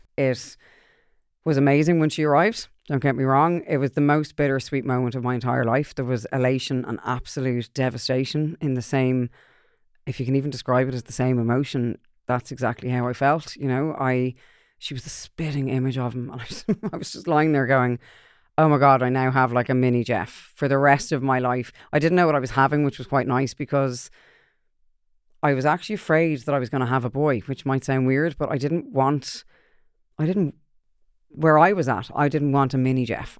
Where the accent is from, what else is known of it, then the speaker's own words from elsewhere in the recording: Ireland; I'm Irish